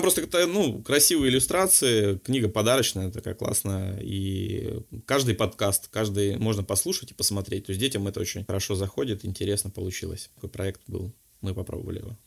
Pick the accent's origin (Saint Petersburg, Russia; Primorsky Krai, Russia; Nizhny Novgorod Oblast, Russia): Primorsky Krai, Russia; Vladivostok; moved away; я вообще сам из Владивостока